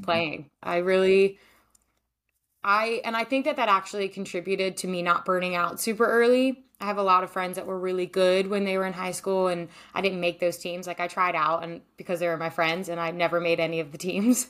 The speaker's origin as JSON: {"language": "English", "region": "Maryland", "country": "United States", "also_born_or_lived": "Denmark / Iceland / Israel", "moved": "as an adult", "lives_now": "California, United States", "said": "I'm originally from Maryland, but I live in California now"}